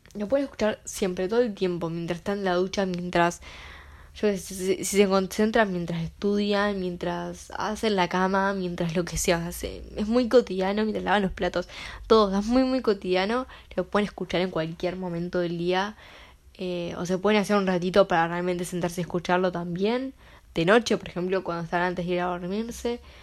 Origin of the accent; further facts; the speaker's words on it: Uruguay; yo soy de Uruguay